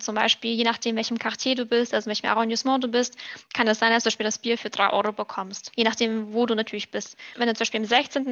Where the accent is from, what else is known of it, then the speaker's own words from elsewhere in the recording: Germany; first language German and Russian; moved away as an adult; also born or lived in Moldova; now in France; Ich bin eigentlich in Moldawien geboren, aber mit drei Jahren nach Deutschland ausgewandert. Das heißt an sich, beides würde ich jetzt sagen. Das heißt, meine Muttersprache ist Deutsch und Russisch.